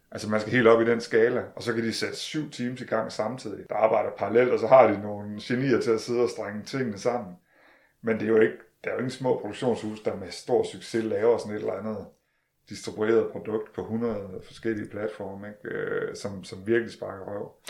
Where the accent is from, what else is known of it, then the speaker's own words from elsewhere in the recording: Denmark; vi er trods alt danskere